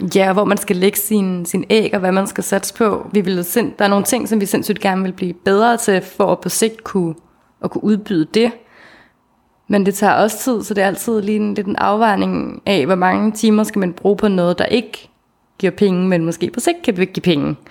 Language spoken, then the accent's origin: Danish; Denmark; vi øh, er sindssygt taknemmelige for at være født i velfærdsstaten Danmark